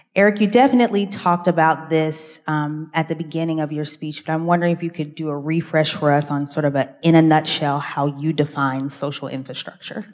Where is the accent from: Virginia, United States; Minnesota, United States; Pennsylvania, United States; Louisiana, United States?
Pennsylvania, United States; Pittsburgh; moved away; I grew up in Pittsburgh, so I thought every library was a Carnegie